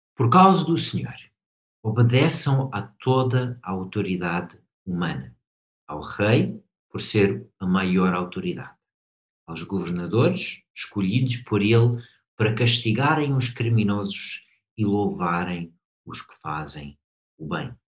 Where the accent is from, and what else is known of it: United States; Portuguese is a second language; moved away as an adult; now in Portugal